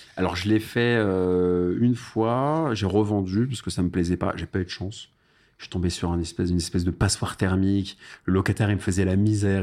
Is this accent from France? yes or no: yes; Paris, Île-de-France, France; je suis né à Paris